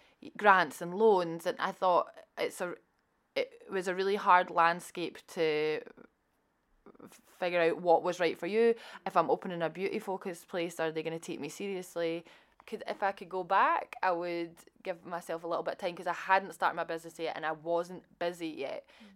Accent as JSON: {"language": "English", "region": "Scotland", "country": "United Kingdom", "tie": "born or raised there", "said": "I think growing up in Scotland, you hear about Prince's Trust, Business Gateway, Scottish Enterprise."}